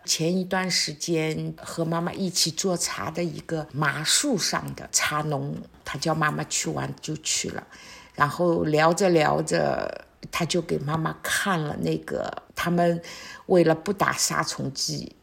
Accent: Shanghai, China; moved away as an adult; now in Wuyishan, China; 我们上海人习惯的那种酒酿小圆子

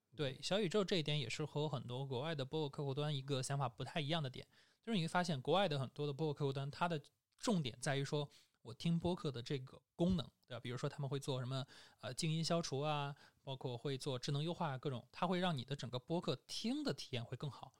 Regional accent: China; 我们中国人

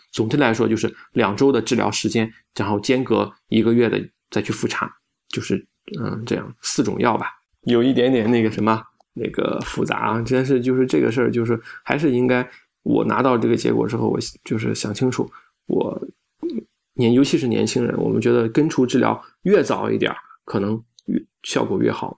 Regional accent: China; 我们中国人

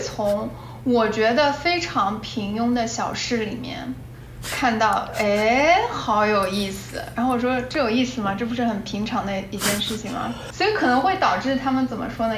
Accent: China; moved away; also born or lived in United States; 我在中国的环境里面长大

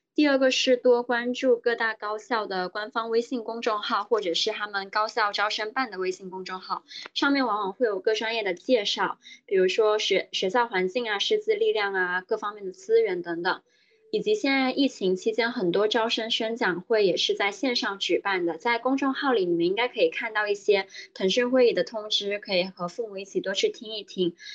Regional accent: Guangdong, China; moved away as an adult; now in Shanghai, China; 我是广东人，所以当时爸妈是认为觉得去北京太远了，而且他们更希望我留在广东省内

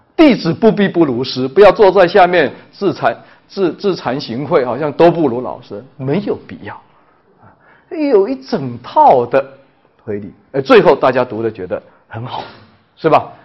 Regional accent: China; 我们中国人经常会危言耸听

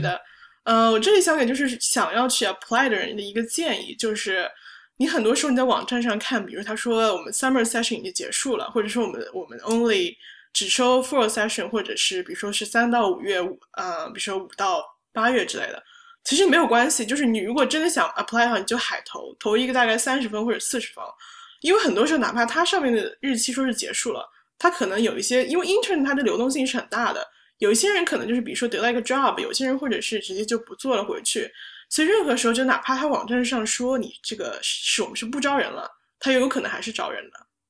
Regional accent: Hangzhou, Zhejiang, China; moved away as an adult; now in New York, United States; 我是杭州人，然后来美国这边读大学

